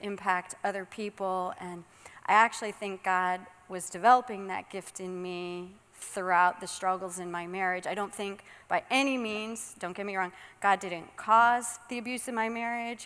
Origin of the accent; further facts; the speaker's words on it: Suffield, Connecticut, United States; moved away as an adult; also born or lived in Florida; I was born and raised in Suffield